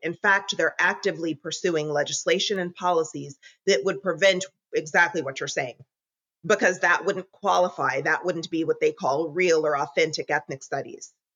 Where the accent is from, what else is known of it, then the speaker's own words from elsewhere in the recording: Southern California, United States; also born or lived in Philadelphia area; now in Philadelphia, United States; I'm originally from Southern California, born and raised, but I live in the Philadelphia area now